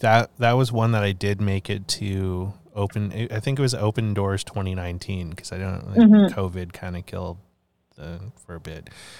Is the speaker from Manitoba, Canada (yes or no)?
no; British Columbia, Canada; now in Toronto, Canada; Yeah, that was what really struck me when I moved out to Toronto from BC. Cause like I grew up in the West Coast. I've been a West Coast kid, like, you know, most of my life until I moved to Toronto.